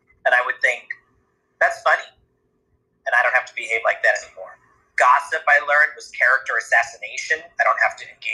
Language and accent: English; New Hampshire, United States; I grew up in New Hampshire